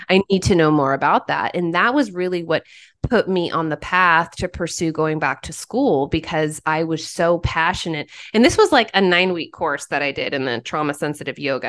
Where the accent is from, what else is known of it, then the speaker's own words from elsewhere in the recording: Oklahoma, United States; moved away as an adult; also born or lived in Haiti; I'm originally from Oklahoma, and I went to the University of Central Oklahoma for my undergrad